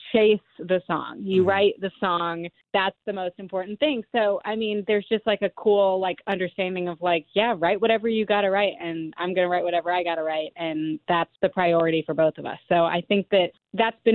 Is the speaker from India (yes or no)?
no; Alabama, United States; we both grew up in Alabama